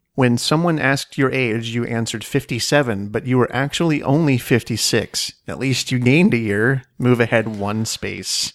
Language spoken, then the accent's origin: English; Washington, United States; now in Phoenix, United States; I'm from Washington State.